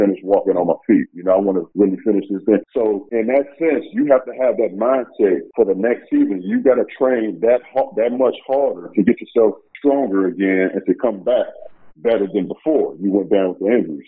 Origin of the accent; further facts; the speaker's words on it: Chicago, Illinois, United States; I'm from Chicago